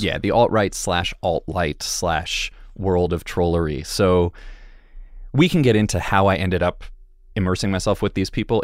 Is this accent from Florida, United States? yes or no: no; Connecticut suburbs, United States; I grew up in the Connecticut suburbs.